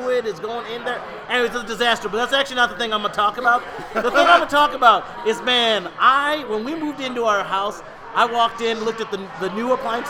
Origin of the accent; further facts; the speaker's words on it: Rochester, New York, United States; I grew up in Rochester, New York.